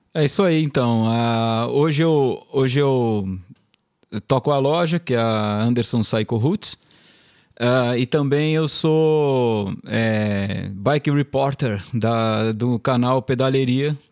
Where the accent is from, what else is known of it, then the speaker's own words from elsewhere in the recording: São Paulo, Brazil; a gente é da ZN, né? Zona Norte, Zona São Paulo